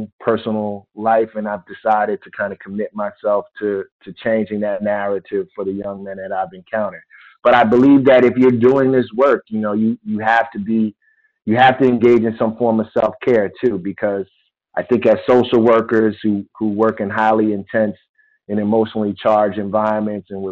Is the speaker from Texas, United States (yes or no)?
no; Philadelphia, Pennsylvania, United States; moved away; my experiences growing up in Philadelphia